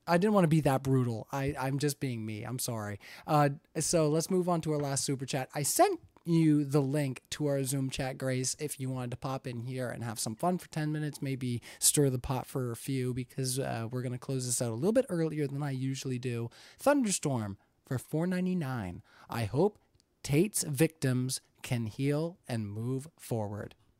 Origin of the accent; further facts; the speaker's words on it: Canada; I'm Canadian.